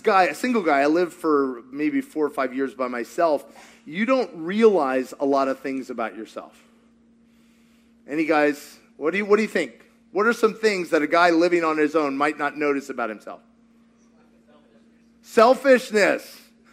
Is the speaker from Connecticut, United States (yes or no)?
no; Kentucky, United States; I'm from Kentucky